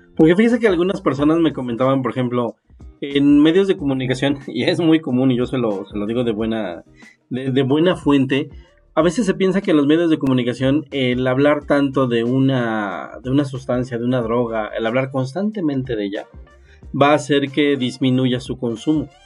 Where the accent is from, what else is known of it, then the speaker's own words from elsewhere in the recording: Mexico; somos un país que no está dedicado a la investigación ni al desarrollo